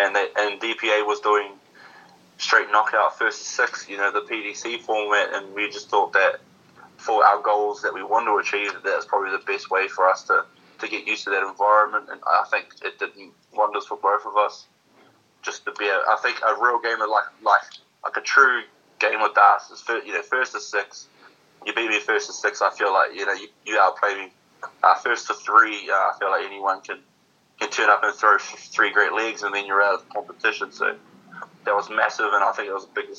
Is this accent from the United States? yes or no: no; New Zealand; especially being, you know, the top Kiwi boy in New Zealand, on New Zealand soil.